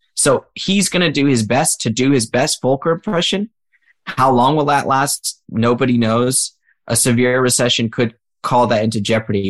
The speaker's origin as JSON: {"language": "English", "country": "United States", "said": "as an American"}